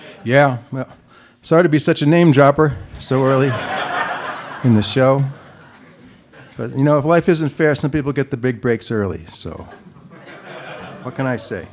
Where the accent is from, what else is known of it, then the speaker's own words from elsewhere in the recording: Colonia, New Jersey, United States; also born or lived in Newark, New Jersey; I was born in Newark. I grew up in Newark. No, I was born in Newark. I grew up in Colonia, New Jersey.